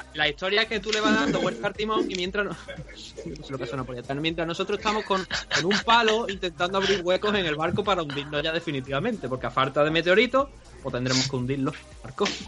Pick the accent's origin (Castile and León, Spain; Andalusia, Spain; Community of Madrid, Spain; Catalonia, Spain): Andalusia, Spain; nosotros dos somos andaluces